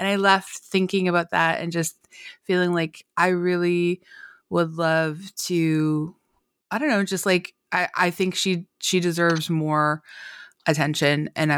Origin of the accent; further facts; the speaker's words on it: Canada; I'm Canadian, and so I think like a lot of Canadians